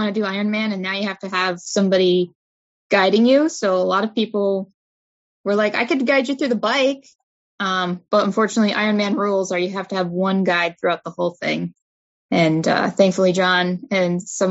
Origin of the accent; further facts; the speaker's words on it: Albany, New York, United States; I'm from the Albany area